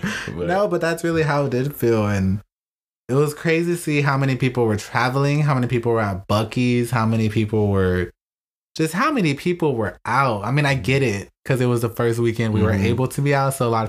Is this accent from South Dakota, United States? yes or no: no; Houston, Texas, United States; we're from Houston, and we traveled out of town, so.